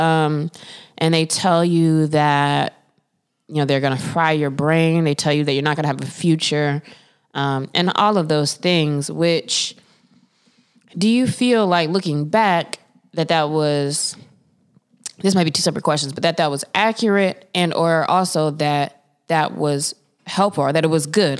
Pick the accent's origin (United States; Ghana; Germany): United States; Winston-Salem, North Carolina; I grew up in Winston-Salem, which is the home of Winston Cigarettes